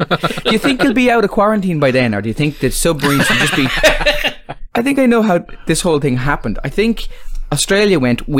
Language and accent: English; Ireland